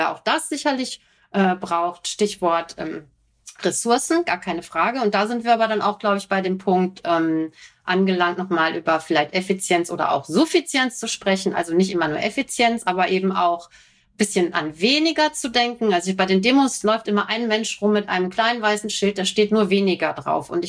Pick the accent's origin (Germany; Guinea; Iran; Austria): Germany; North Rhine-Westphalia; Ich komme ja aus dem Ruhrgebiet, wenn ich zu meiner Mutter fahre